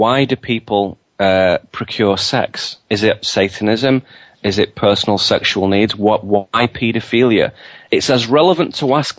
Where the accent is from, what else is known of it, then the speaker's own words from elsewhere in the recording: United Kingdom; moved away as an adult; now in United States; as a British lad coming here